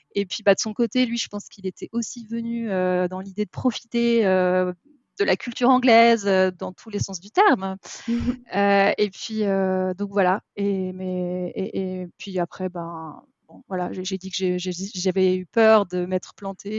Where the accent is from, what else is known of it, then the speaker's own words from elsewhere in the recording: Paris, Île-de-France, France; j'ai grandi, euh, j'ai grandi à Paris